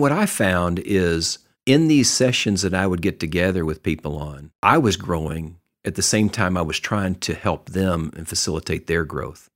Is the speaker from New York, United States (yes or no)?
no; Texas, United States; I grew up in Texas.